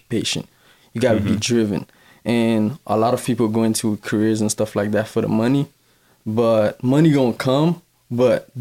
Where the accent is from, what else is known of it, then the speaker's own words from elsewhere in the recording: Miami, Florida, United States; also born or lived in Haiti; I'm Haitian. I'm from Miami, Florida